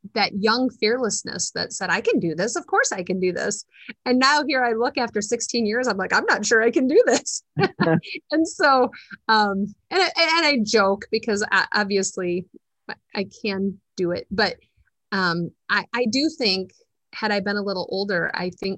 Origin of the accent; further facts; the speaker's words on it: Dubuque County, Iowa, United States; now in Delaware County, Iowa, United States; I was born and raised in Dubuque County